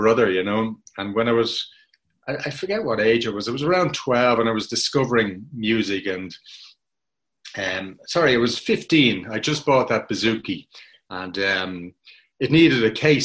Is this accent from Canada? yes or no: no; Dublin, Leinster, Ireland; I grew up in Donnybrook in Dublin